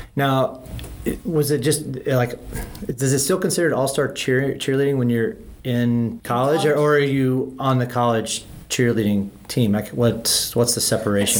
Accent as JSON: {"language": "English", "region": "Midwest", "country": "United States", "tie": "born or raised there", "said": "I grew up in the Midwest"}